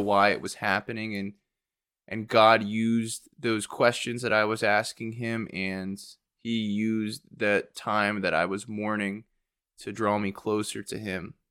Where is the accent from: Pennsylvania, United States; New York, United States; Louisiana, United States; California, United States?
Pennsylvania, United States; Warminster; also born or lived in Philadelphia, Pennsylvania / Chester, Pennsylvania; now in Aston, United States; I grew up in Warminster, Pennsylvania